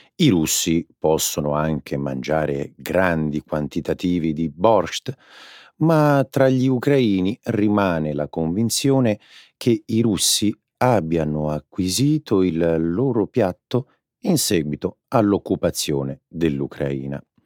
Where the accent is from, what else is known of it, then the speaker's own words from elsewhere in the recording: Rome, Lazio, Italy; Io sono romano